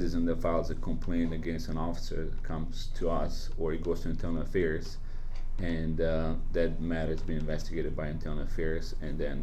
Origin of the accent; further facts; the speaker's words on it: Bosnia & Herzegovina; accent: Bosnian; now in St. Louis, United States; I'm Bosnian too, as you can tell by my accent.